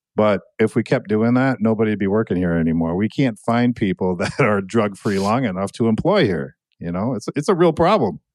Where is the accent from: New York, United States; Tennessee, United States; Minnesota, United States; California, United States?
Minnesota, United States; Annandale; also born or lived in Buffalo, Minnesota; I grew up in Annandale